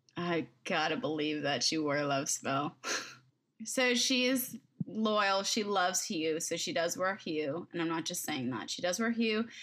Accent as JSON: {"language": "English", "town": "Agoura Hills", "region": "California", "country": "United States", "tie": "born or raised there", "said": "I grew up in, like, close to Agora Hills"}